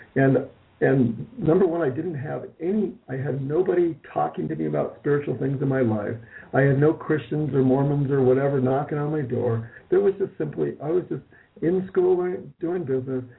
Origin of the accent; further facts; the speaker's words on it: Malibu, California, United States; also born or lived in Hollywood, California; I was raised in Hollywood, California, where I was born in Hollywood, California. My parents moved probably by the time I was in third grade to Malibu